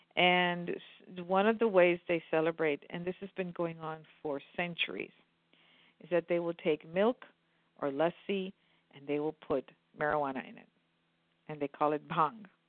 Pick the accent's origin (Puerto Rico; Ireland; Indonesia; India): India; Maharashtra; now in United States; I'm from Maharashtra, where Mumbai is